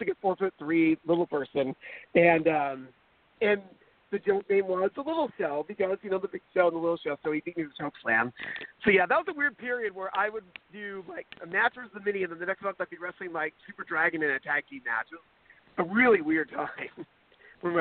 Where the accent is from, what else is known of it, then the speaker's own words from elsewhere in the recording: Garden Grove, California, United States; we're both from Garden Grove, and we met each other in junior high school